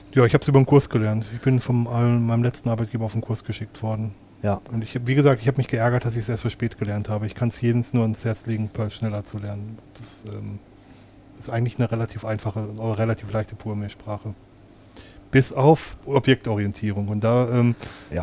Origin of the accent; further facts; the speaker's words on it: Ruhr area, North Rhine-Westphalia, Germany; in meiner Heimatregion